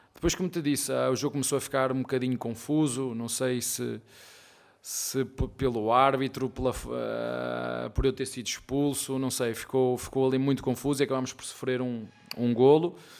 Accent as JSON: {"language": "Portuguese", "country": "Portugal", "moved": "as an adult", "lives_now": "Brazil", "said": "Eu sou português, de Portugal"}